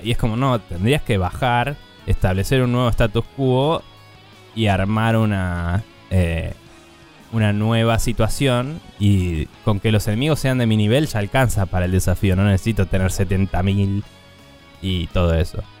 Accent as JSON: {"language": "Spanish", "country": "Argentina", "said": "nosotros siendo argentinos"}